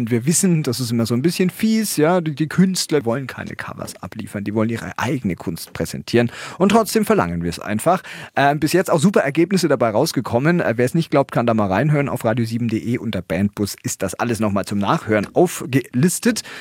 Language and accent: German; Bavaria, Germany; Also ich als Franke löse auf und sage, die Franken sind richtig.